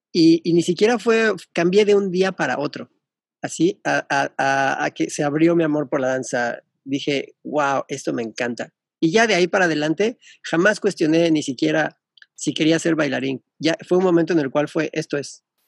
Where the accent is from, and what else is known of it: Mexico; moved away as an adult; also born or lived in England / Melbourne, Australia